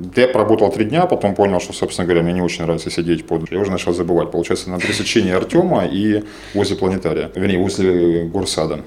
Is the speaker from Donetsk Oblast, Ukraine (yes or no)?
yes; Donetsk, Donetsk Oblast, Ukraine; moved away as an adult; also born or lived in Dnipropetrovsk; now in Kyiv, Ukraine; я из Донецка, я третье поколение